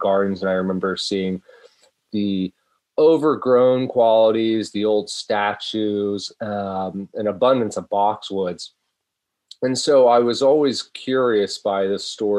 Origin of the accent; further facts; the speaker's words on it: Virginia, United States; now in New York State, United States; I grew up in Virginia, and so I was surrounded by the history of gardens